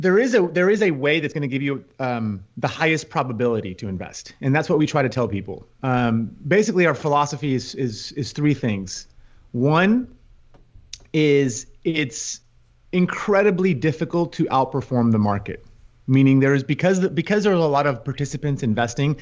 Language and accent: English; Houston, Texas, United States; also born or lived in Madrid; I grew up in Houston, spent my entire life, professional life, in the financial markets